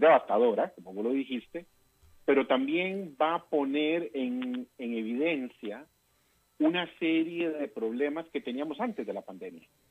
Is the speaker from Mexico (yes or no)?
no; Costa Rica; yo como costarricense latinoamericano